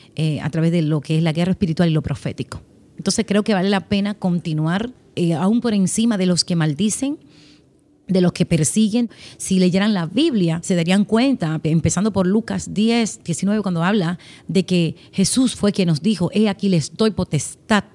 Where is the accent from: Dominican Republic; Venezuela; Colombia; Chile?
Dominican Republic; Haina, San Cristóbal; nací, vivo en la República Dominicana. Nací en un hogar cristiano, en la ciudad eh, al, norte, al sur la capital, una, un pueblito llamado Jaina. Crecí con mis padres